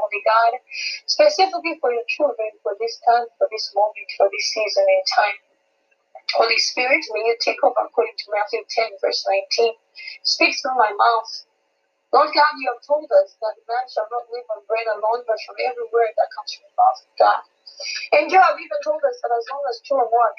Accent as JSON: {"language": "English", "country": "Malawi", "moved": "yes", "lives_now": "Seattle, United States", "said": "I am originally from Malawi, Central Africa, but I am in Seattle area in Washington."}